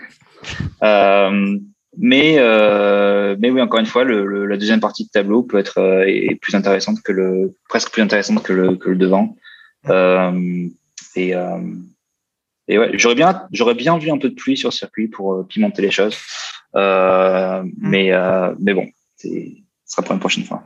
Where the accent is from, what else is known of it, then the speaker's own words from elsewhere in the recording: Austria; moved away; très autrichien, comme mon pays natal